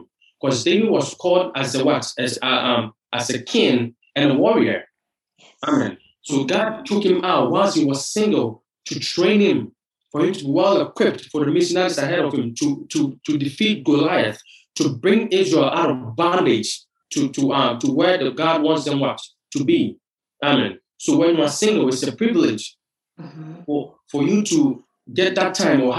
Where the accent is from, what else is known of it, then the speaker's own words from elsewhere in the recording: Ghana; moved away as an adult; now in United States; I'm originally from Ghana, West Africa.